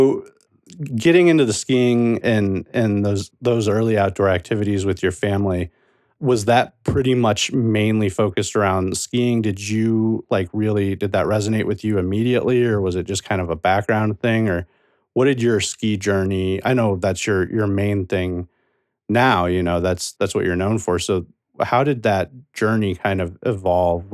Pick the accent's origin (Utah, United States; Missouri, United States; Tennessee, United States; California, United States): Missouri, United States; I'm from Missouri